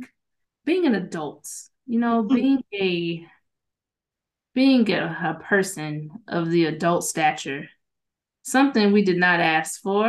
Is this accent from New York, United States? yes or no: yes; New York City, New York, United States; We are from the Bronx, okay?